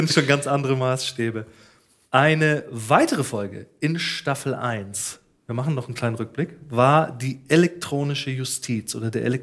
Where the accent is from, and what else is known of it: Swabia, Baden-Württemberg, Germany; accent: Swabian